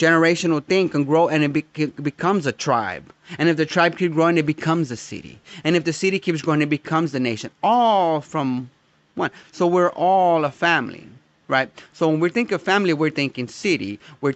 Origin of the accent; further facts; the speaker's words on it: United States; I am American, and not simply because I was born here.